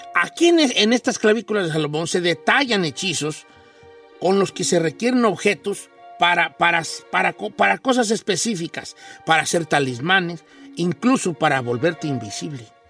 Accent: Mexico; born or raised there

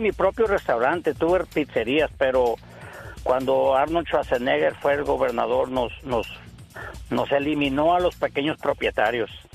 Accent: Los Mochis, Sinaloa, Mexico; now in California, United States; Vengo de Los Mochis, Sinaloa.

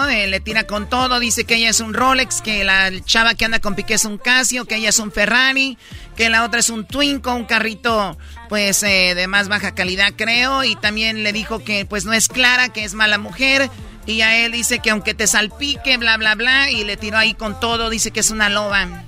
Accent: Guerrero, Mexico; now in Veracruz, Mexico; No, yo soy de Guerrero

